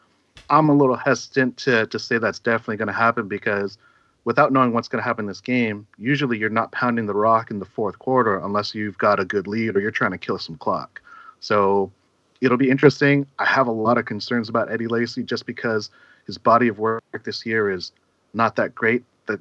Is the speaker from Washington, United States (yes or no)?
yes; Seattle, Washington, United States; I'm from Washington